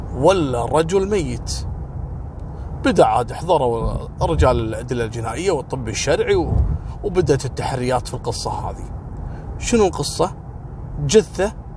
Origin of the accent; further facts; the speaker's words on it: Kuwait; عندنا في الكويت